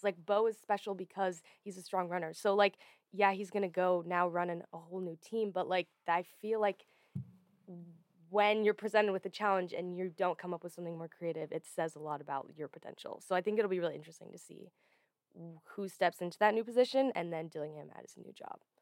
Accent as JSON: {"language": "English", "region": "Oregon", "country": "United States", "tie": "born or raised there", "said": "I grew up in Oregon"}